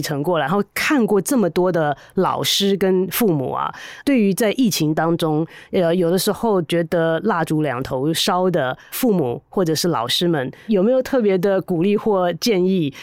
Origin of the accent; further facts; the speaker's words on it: Taiwan; 我们台湾人